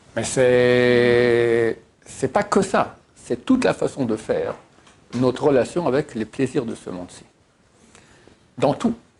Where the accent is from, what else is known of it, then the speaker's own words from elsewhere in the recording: Switzerland; moved away; je viens de Suisse